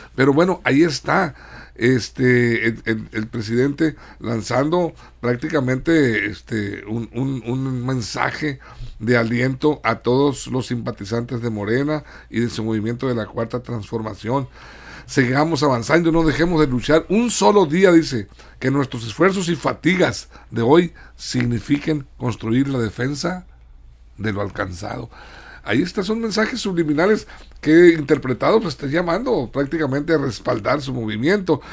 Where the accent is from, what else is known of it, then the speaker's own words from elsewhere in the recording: Sinaloa, Mexico; Estamos muy orgullosos los sinaloenses, somos el granero de México